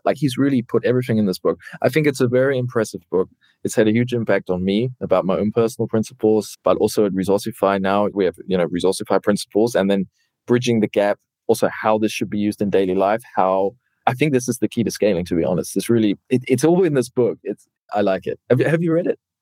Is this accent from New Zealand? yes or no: yes; New Zealand; now in Germany; I come from New Zealand, living in Germany